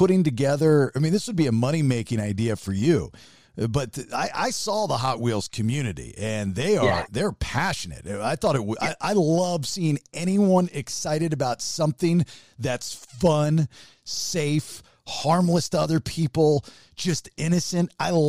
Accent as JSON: {"language": "English", "town": "Severna Park", "region": "Maryland", "country": "United States", "tie": "born or raised there", "accent": "Maryland", "said": "I was born in Severna Park."}